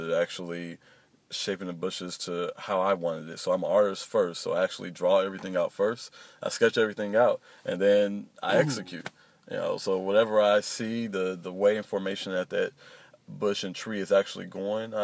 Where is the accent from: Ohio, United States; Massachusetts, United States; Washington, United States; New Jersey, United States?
Ohio, United States; Youngstown; also born or lived in Columbus, Ohio; born and raised in Youngstown